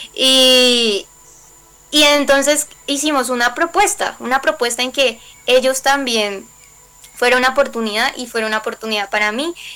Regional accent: Colombia; como colombiana

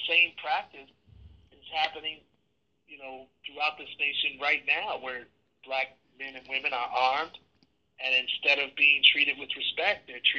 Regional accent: Milwaukee, Wisconsin, United States; born or raised there

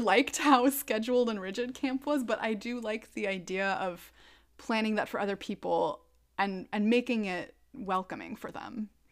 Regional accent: Minnesota, United States; I'm a Minnesotan

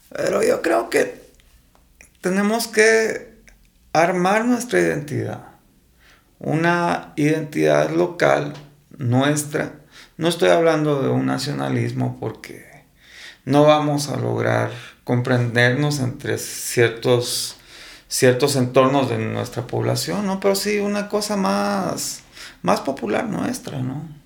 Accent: Guatemala; como guatemalteco nos está costando

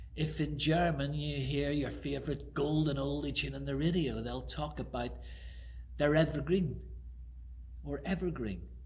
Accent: Belfast, Northern Ireland, United Kingdom; now in Harrow, United Kingdom; where I grew up in Belfast

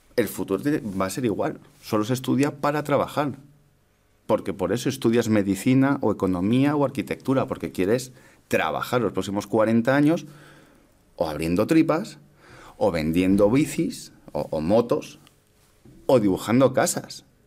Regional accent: Madrid, Community of Madrid, Spain; Yo soy de aquí de Madrid

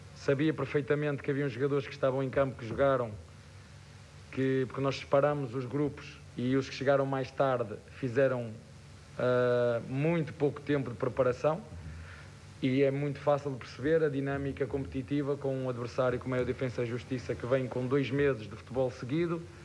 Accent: Portugal; moved away; Eu sou português e falo a mesma língua

